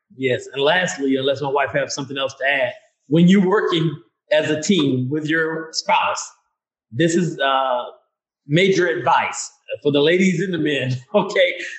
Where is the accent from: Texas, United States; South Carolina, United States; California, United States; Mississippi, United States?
Mississippi, United States; Vicksburg; where I was born and raised in Vicksburg, Mississippi